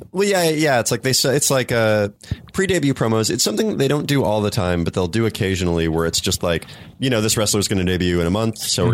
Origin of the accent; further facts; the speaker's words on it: United States; I'm an American Indian. I like grew up on a reservation